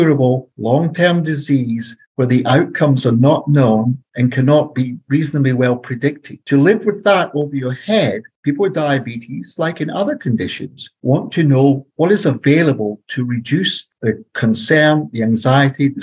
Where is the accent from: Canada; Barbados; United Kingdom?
United Kingdom; Scotland; moved away as an adult; now in Santa Barbara, United States; So you can tell from my accent, I'm not American. I'm from Scotland. I'm a white guy from Scotland, parachuted in to the central coast of California